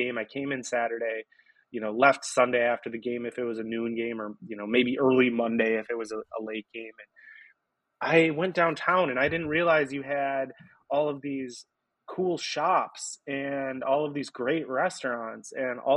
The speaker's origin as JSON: {"language": "English", "town": "Green Bay", "region": "Wisconsin", "country": "United States", "tie": "born or raised there", "also_born_or_lived": "Ashwaubenon / De Pere", "said": "I grew up in Green Bay"}